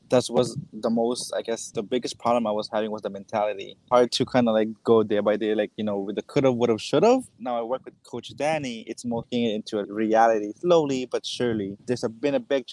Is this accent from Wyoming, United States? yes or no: no; Hawaii, United States; I am from Hawaii